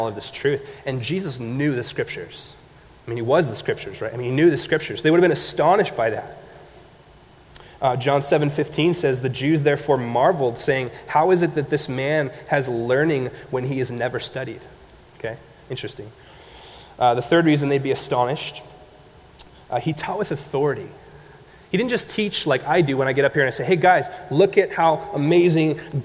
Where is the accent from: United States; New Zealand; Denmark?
United States; Montague, California; I grew up in Montague